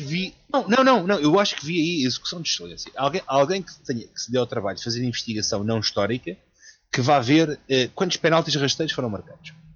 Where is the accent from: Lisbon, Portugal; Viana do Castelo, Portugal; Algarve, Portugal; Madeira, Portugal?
Lisbon, Portugal; quando eu era puto, a malta em Benfica, que eu, eu cresci mesmo no bairro